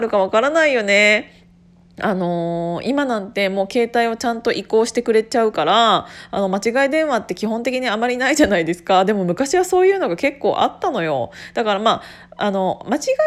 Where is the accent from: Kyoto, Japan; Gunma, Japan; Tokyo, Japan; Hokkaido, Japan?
Gunma, Japan; born or raised there